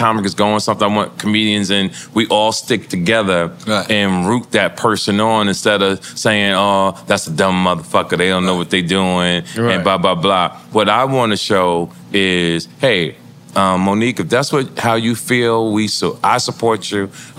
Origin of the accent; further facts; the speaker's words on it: Jersey City, New Jersey, United States; also born or lived in New York; See, I think growing up in Jersey City, being up in Harlem, being in New York.